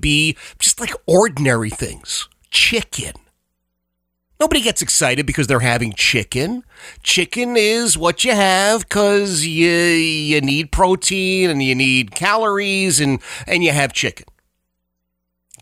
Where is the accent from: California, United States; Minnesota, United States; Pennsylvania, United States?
Pennsylvania, United States; Philadelphia; I grew up in Oxford Circle, the Oxford Circle section of Philadelphia